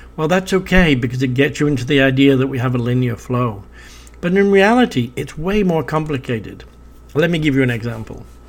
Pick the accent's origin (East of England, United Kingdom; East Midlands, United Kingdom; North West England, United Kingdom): North West England, United Kingdom; Preston; I was born in Preston in Lancashire in the United Kingdom